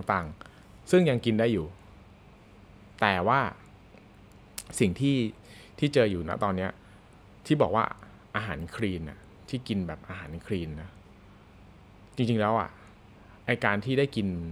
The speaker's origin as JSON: {"language": "Thai", "region": "Bangkok", "country": "Thailand", "said": "เราคนกรุงเทพ"}